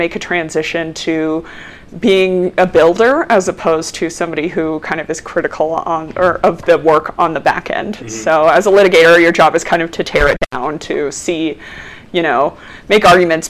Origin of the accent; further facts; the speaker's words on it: Denver, Colorado, United States; I am from Denver. I grew up actually in Park Hill and went to East High School and then University of Colorado